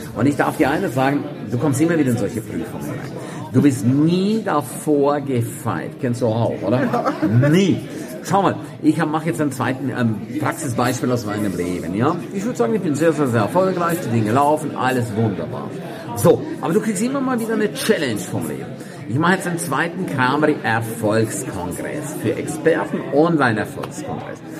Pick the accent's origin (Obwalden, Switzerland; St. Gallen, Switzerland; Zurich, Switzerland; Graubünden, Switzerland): Graubünden, Switzerland; St. Moritz; in meiner Heimatstadt, in St. Moritz